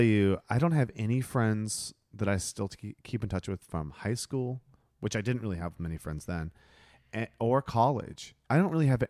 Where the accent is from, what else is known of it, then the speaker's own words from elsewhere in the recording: Ohio, United States; moved away; I'm from Ohio.